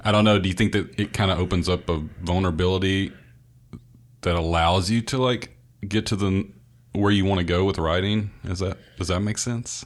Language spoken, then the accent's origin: English; the American South, United States; being a Southerner